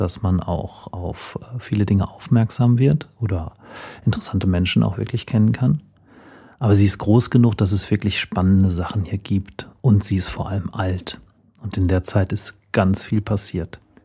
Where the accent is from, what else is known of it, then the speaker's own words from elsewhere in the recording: Sauerland, North Rhine-Westphalia, Germany; now in Paderborn, Germany; ich komme aus dem Sauerland